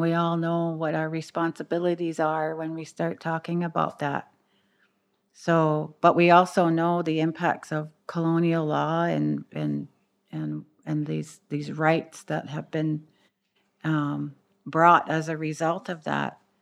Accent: Six Nations of the Grand River Territory, Ontario, Canada

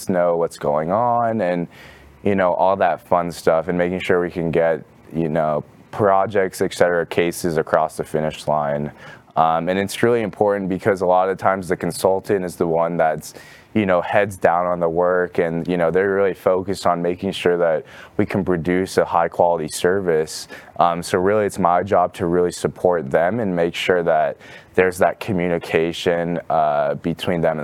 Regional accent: Mountain View, California, United States; moved away as an adult; now in Dallas, United States; I'm originally from California, Northern California, from a town called Mountain View

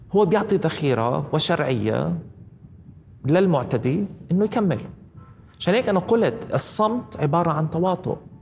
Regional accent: Palestine; إحنا كفلسطينيين

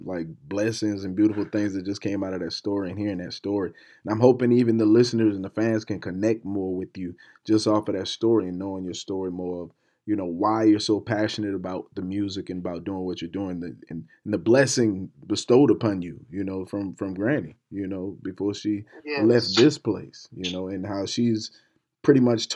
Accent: Charleston, South Carolina, United States; I'm from Charleston, South Carolina

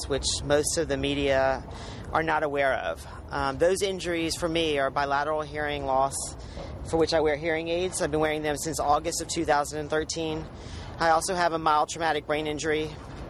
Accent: Birmingham, Alabama, United States; I'm from Birmingham, Alabama.

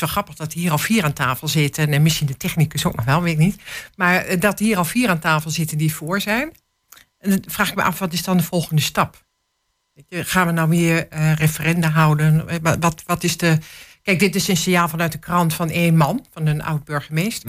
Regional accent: Hengelo, Overijssel, Netherlands; ik ben echt een Hengeloze, maar ehm, ik ben ook Twentse, Nederlandse

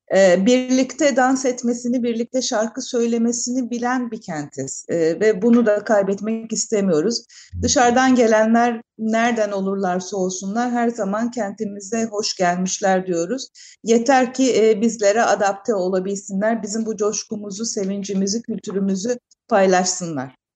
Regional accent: Izmir, Turkey; Ben de doğma büyüme İzmirliyim

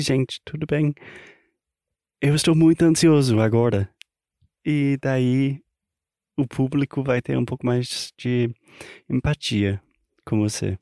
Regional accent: United States; Portuguese is a second language; americano, obviamente. Falante não nativo da língua portuguesa

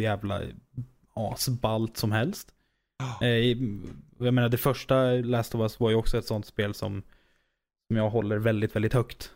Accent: Norrköping, Östergötland, Sweden; jag kommer från Norrköping

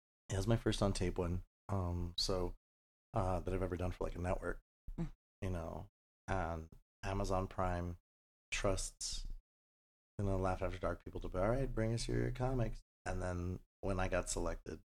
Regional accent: El Paso, Texas, United States; moved away as an adult; now in Las Vegas, United States; I love my hometown.

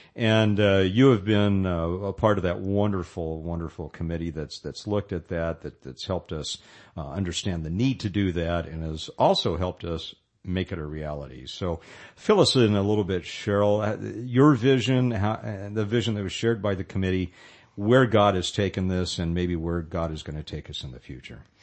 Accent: Modesto, California, United States; I was from Modesto

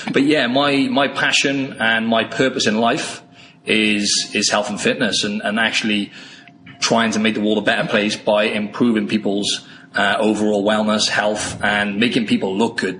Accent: Wales, United Kingdom; moved away as an adult; now in Sydney, Australia; I'm from the UK originally. I'm from Wales in the UK, and I came over to Australia

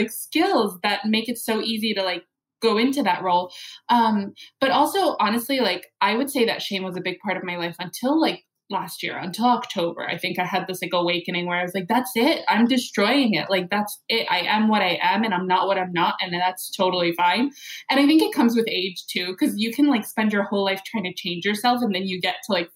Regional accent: United States; I'm Arab American

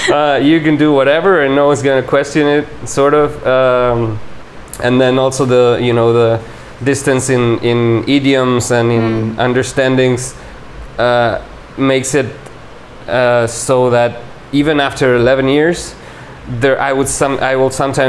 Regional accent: Uruguay; English is a second language; moved away; And when I go back to Uruguay, I've changed so much, and so many of my usual motors or you know, like mechanisms.

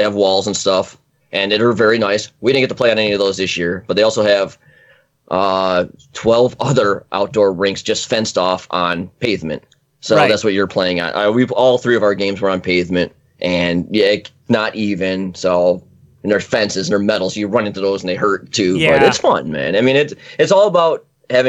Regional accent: United States; accent: slight Canadian accent; also born or lived in Utah; I'm American

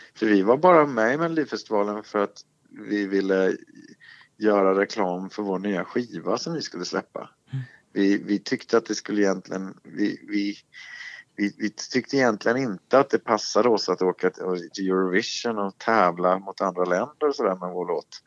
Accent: Småland, Sweden; Jag är ju från Småland själv.

